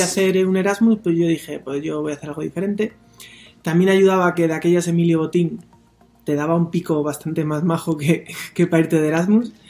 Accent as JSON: {"language": "Spanish", "town": "León", "region": "Castile and León", "country": "Spain", "also_born_or_lived": "Mexico", "said": "me parece que soy bastante de León"}